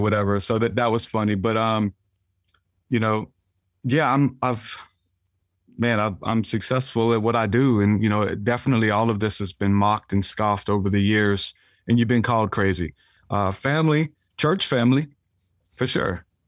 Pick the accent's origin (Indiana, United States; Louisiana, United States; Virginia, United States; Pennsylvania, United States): Louisiana, United States; New Orleans; I grew up in New Orleans